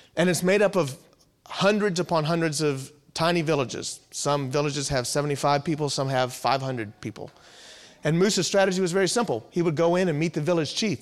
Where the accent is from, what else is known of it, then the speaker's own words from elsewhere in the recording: Virginia Beach, Virginia, United States; also born or lived in Louisville, Kentucky / Danville, Virginia; born and raised in Virginia, Virginia Beach area